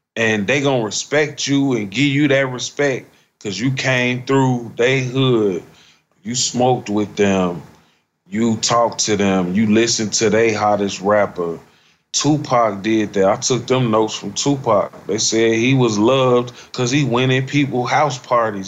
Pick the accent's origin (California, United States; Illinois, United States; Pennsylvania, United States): Illinois, United States; Chicago; moved away as an adult; also born or lived in Nashville; Growing up in Chicago